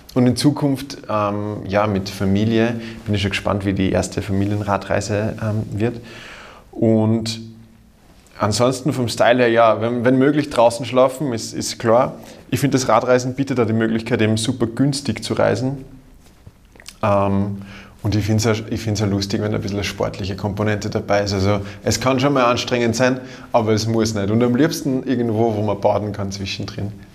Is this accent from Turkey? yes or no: no; Austria; als Österreicher